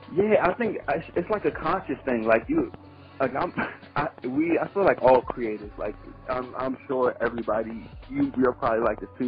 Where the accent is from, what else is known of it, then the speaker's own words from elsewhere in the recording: Prince George's County, Maryland, United States; also born or lived in Washington, D.C. / Charles County, Maryland; I was born in D.C. and then raised in, in um, Prince George's County, Maryland, and then I ended up moving to Charles County, Maryland, uh, for high school.